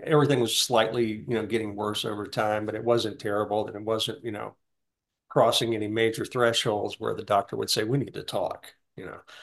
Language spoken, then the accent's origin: English; Deep South, United States; I, I was raised in the Deep South